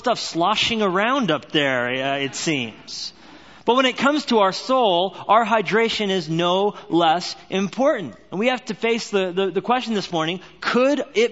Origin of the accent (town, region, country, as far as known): Albuquerque, New Mexico, United States; born or raised there; also born or lived in Orange County, California; now in Whitefish, Montana, United States